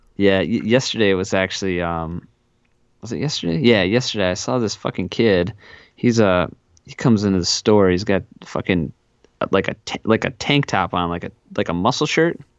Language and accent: English; South Central Wisconsin, United States; I grew up in South Central Wisconsin